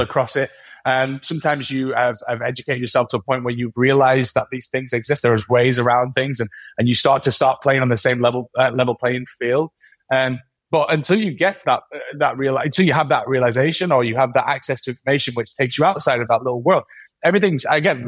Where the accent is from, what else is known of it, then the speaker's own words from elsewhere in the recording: Manchester, North West England, United Kingdom; accent: Mancunian; I'm very Mancunian